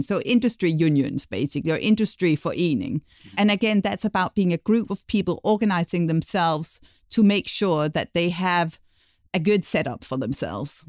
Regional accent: Denmark; moved away; Despite living abroad for many years, I'll be giving the inside view of Danish culture

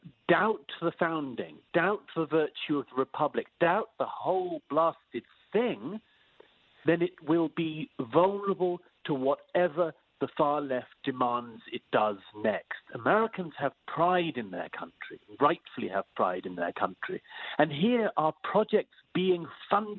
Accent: United Kingdom; I'm British by origin

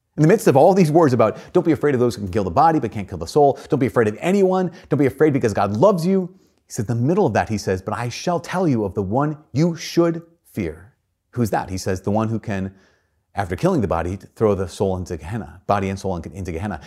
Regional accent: United States; as American Christians

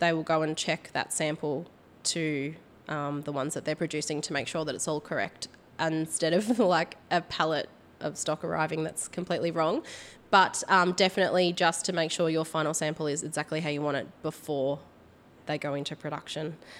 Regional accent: Port Fairy, Victoria, Australia; also born or lived in Warracknabeal; I grew up in Port Fairy, which is a small country town

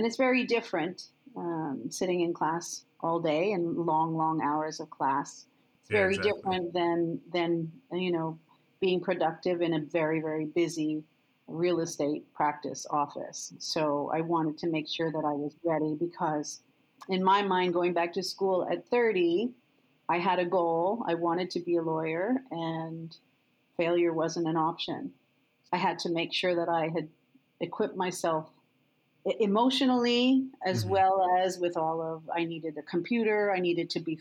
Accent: Montreal, Quebec, Canada; moved away as an adult; now in Toronto, Canada; I came from Montreal

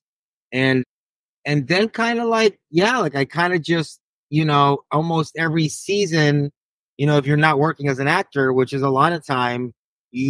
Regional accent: Long Beach, California, United States; also born or lived in Queens, New York; I was born in New York over there in Queens, but I originally am from LBC, Long Beach, Cali. So that's kind of where I rep, and that's my hood.

